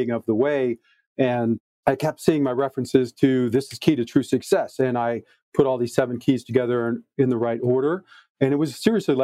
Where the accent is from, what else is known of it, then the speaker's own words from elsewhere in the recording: Detroit, Michigan, United States; I was born in Detroit, Michigan in 1966